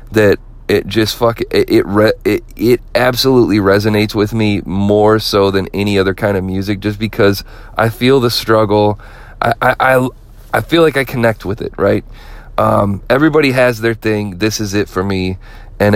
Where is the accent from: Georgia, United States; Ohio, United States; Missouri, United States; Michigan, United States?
Michigan, United States; Flint; Flint, Michigan, my hometown